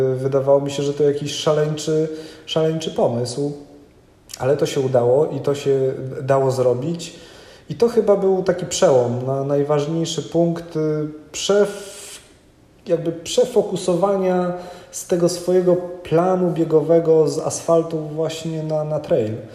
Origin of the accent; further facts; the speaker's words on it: Kwidzyn, Pomeranian Voivodeship, Poland; wychowałem się w Kwidzynie. To jest województwo dawne elbląskie, obecnie pomorskie